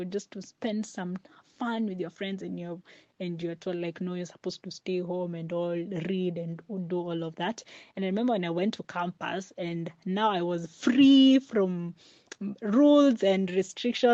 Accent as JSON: {"language": "English", "region": "Mombasa County", "country": "Kenya", "said": "I'm from Mombasa and it's really, really hot"}